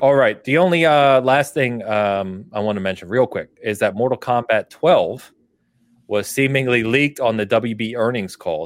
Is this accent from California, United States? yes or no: yes; California, United States; I'm from California, and my family's in California